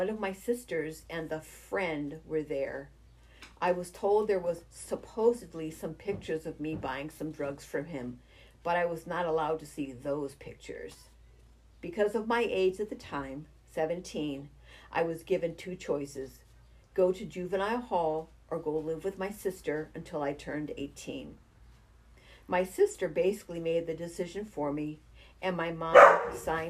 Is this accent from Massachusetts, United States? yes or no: yes; Springfield, Massachusetts, United States; also born or lived in Chicopee, Massachusetts / Monson, Massachusetts / Palmer, Massachusetts; I grew up in Springfield in a housing complex with lots of duplexes and triplexes